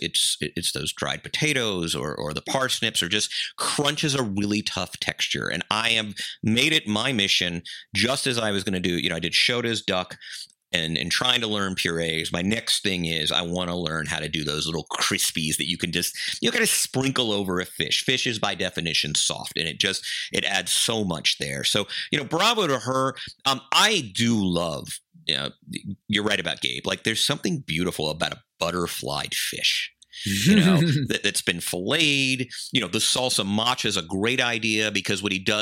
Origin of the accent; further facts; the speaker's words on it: Georgia, United States; Plains, Georgia, like the pecans or Vidalia for the onions, and this is my home state